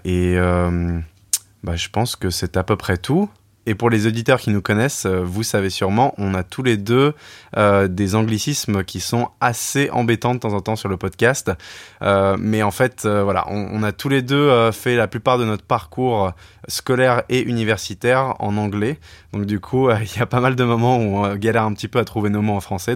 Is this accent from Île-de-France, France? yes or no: yes; Paris, Île-de-France, France; moved away as an adult; also born or lived in England; je travaille dans les médias, je viens de Paris